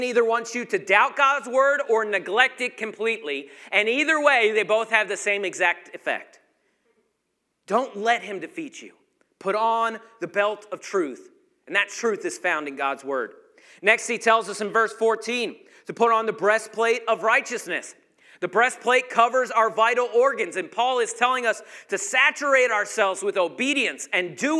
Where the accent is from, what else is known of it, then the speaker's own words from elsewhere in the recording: Georgia, United States; I was from Georgia